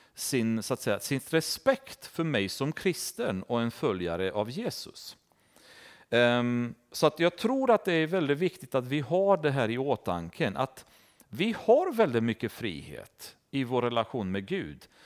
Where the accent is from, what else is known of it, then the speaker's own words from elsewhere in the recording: Romania; now in Sweden; i Rumänien, där jag kommer ifrån